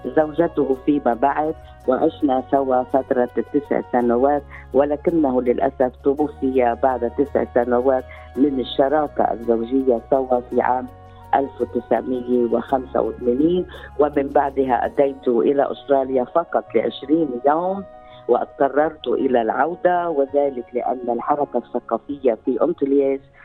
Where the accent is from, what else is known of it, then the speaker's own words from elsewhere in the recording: Lebanon; accent: Lebanese; moved away as an adult; also born or lived in Beirut; now in Australia; اتحدث اليك باللهجه اللبنانيه